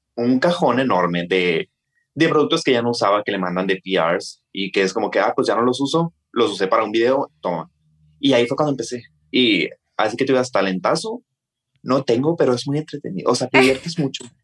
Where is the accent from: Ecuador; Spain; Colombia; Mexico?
Mexico; Hermosillo, Sonora; soy de Hermosillo, Sonora